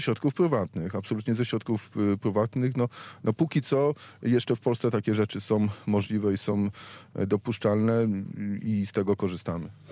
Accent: Wrocław, Lower Silesian Voivodeship, Poland; jestem wrocławianinem, to jestem także dolnoślązakiem

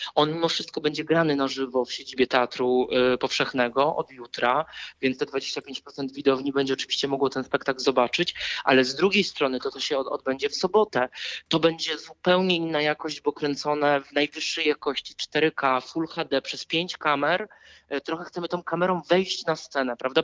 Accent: Wrocław, Lower Silesian Voivodeship, Poland; jestem z Wrocławia i zawsze będę powtarzał, że to jest moje miasto

